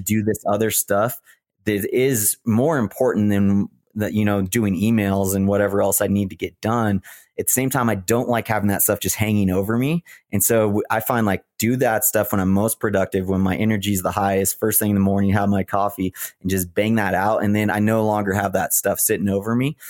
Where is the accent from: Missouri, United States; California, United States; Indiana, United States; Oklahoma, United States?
California, United States; Big Bear; moved away as an adult; I grew up in Big Bear